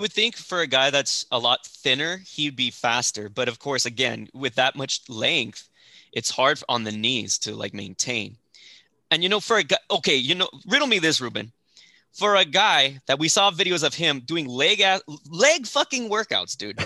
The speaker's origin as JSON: {"language": "English", "town": "El Paso", "region": "Texas", "country": "United States", "tie": "born or raised there", "also_born_or_lived": "Fort Worth, Texas", "moved": "yes"}